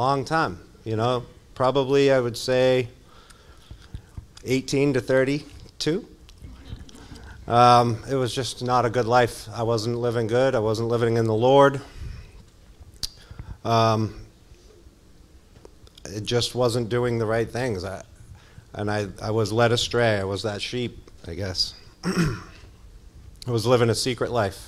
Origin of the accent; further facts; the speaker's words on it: Massachusetts, United States; I grew up down in Mass